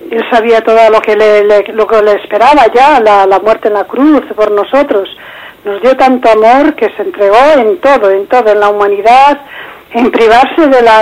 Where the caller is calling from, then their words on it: Madrid, Community of Madrid, Spain; de Madrid.